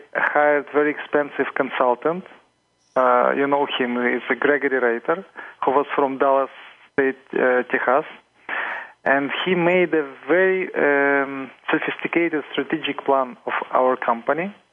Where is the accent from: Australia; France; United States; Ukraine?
Ukraine; I'm coming from Ukraine